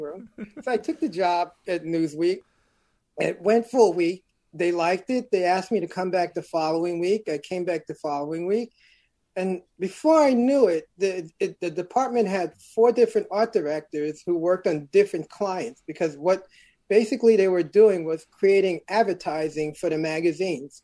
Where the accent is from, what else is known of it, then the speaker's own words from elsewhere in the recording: New York City, New York, United States; I'm originally from Brooklyn, New York, born in Bedford Stuyvesant.